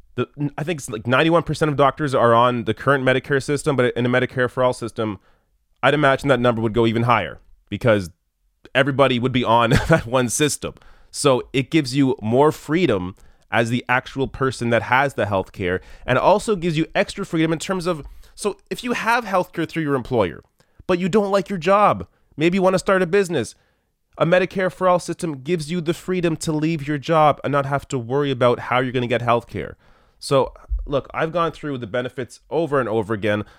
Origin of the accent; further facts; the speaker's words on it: Canada; I'm Canadian